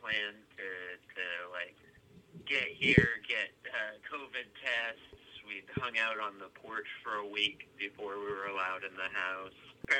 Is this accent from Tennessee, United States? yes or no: no; Maine, United States; also born or lived in Alaska; now in Chicago, United States; Maine is so much my identity now that it's just like the Alaska thing is just like, that's just a weird thing that happened to me 6 years of my formative years.